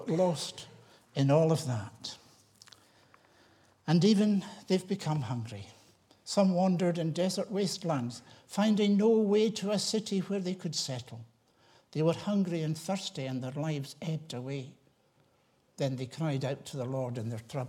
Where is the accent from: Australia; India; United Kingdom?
United Kingdom; Tiree, Scotland; I was that wee boy growing up in Tyree